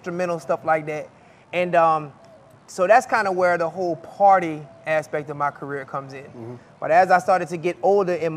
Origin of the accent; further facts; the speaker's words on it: Lafayette, Louisiana, United States; I'm from Lafayette